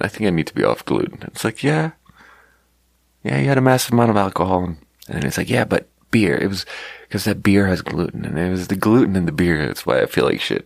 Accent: Sweden; moved away; growing up in Sweden

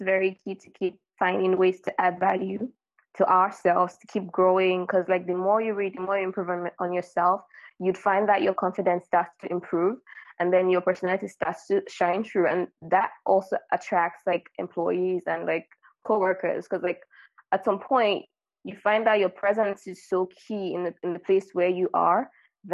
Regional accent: Nigeria; now in France; I'm from Nigeria and I live in France

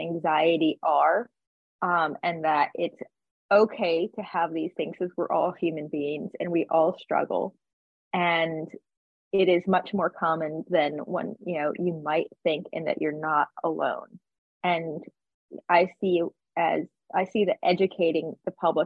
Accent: Virginia, United States; also born or lived in Tennessee / Nashville; now in Fort Lauderdale, United States; growing up in Virginia and living in Tennessee for many, many years

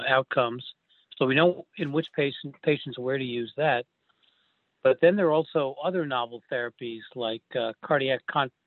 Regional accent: New York, United States; moved away as an adult; also born or lived in Philadelphia / St. Louis; I grew up in New York

